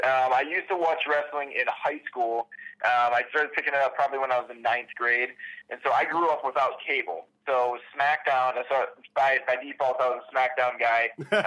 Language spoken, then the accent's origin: English; Michigan, United States; now in Toledo, United States; I'm originally from Michigan, but now that I'm in Ohio, I'm like right off the lake, probably about 30 minutes from the lake.